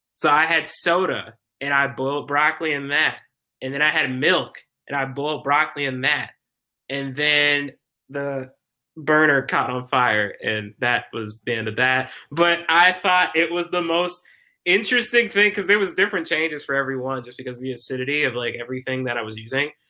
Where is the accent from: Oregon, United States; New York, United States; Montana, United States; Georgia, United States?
Georgia, United States; Decatur; moved away as an adult; also born or lived in Stone Mountain, Georgia; now in Minneapolis, United States; I am originally from Decatur, Georgia